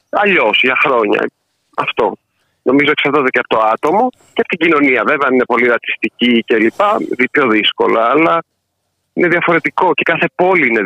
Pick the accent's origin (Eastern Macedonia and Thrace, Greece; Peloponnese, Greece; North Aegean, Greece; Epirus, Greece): Epirus, Greece; Ioannina; moved away as an adult; now in Berlin, Germany; μεγάλωσα στα Γιάννενα, να το σημειώσω αυτό.